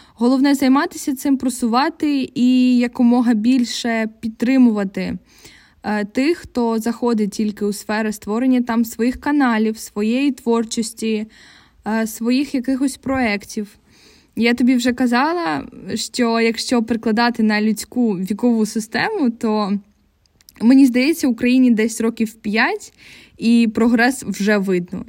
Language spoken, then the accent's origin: Ukrainian; Kryvyi Rih, Dnipropetrovsk Oblast, Ukraine; moved away as an adult; also born or lived in Poland; Я з Кривого Рогу, це Дніпропетровська область, регіон, який повністю російськомовний, і переїхавши в Польщу на навчання